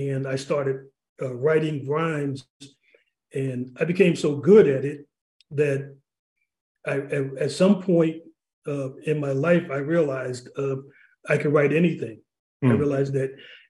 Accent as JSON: {"language": "English", "town": "New Haven", "region": "Connecticut", "country": "United States", "tie": "born or raised there", "said": "In terms of my background, I grew up in New Haven. I went to Wilbur Cross High School. I grew up on Ashman Street."}